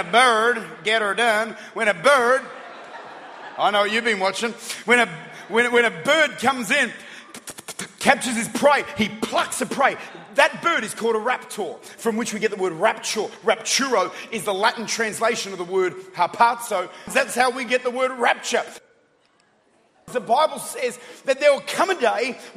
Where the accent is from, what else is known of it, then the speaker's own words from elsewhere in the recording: Australia; I'm Aussie. I'm Australian.